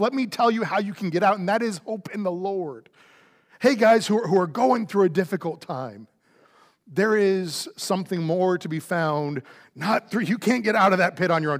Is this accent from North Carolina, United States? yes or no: no; Florida, United States; now in Houston, United States; I grew up in Florida